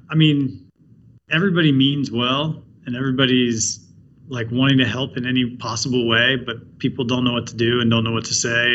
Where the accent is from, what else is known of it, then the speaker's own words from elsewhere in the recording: between Baltimore and Washington, Maryland, United States; I grew up on the East Coast. I grew up between Baltimore and Washington